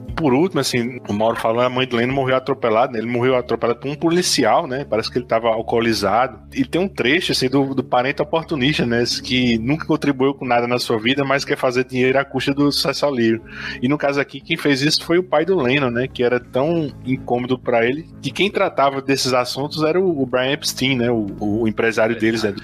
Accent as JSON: {"language": "Portuguese", "town": "Campina Grande", "region": "Paraíba", "country": "Brazil", "said": "Eu sou de Campina Grande, na Paraíba"}